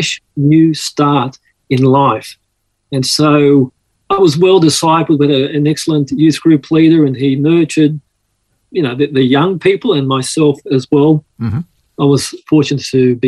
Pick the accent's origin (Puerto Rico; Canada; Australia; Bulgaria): Australia; Sydney, New South Wales; accent: Aussie; also born or lived in Malta / Mykolaiv, Ukraine; I grew up here in Sydney